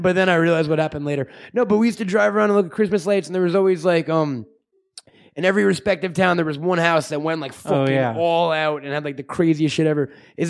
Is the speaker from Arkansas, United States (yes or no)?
no; Long Island, New York, United States; moved away; I grew up in Long Island, and a big thing around this holiday season was even though we're dirty Jew heathens, we would drive around.